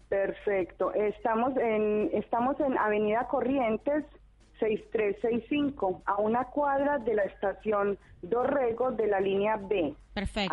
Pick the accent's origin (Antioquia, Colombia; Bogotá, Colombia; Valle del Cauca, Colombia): Antioquia, Colombia; Medellín; accent: Colombian; moved away as an adult; now in Argentina; colombiana de Medellín